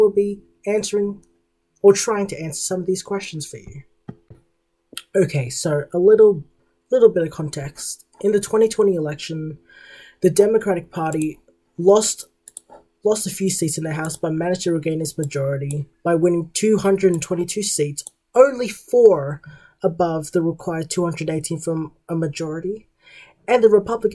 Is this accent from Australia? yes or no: yes; Australia; As an Australian